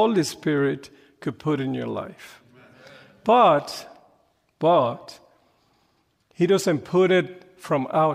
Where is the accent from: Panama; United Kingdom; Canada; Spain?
Panama; English is a second language; moved away as an adult; now in United States; I'm from Panama. Panama is a little country in Central America, and they speak Spanish. I've been in the States about close to 30 years now